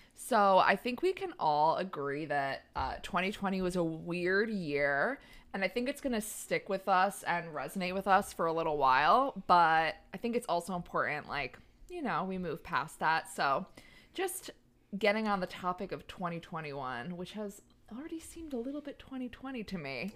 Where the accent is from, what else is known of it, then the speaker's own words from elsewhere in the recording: New York City, New York, United States; moved away as an adult; I'm from Staten Island, New York